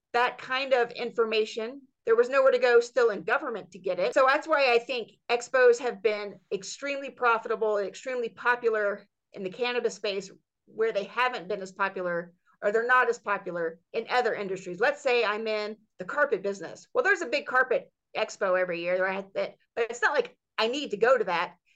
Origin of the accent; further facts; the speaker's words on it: Georgia, United States; my home state of Georgia